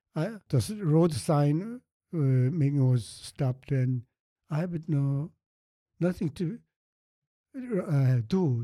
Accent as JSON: {"language": "English", "region": "Seoul", "country": "South Korea", "also_born_or_lived": "Andong", "second_language": "English", "moved": "yes", "said": "I from Seoul"}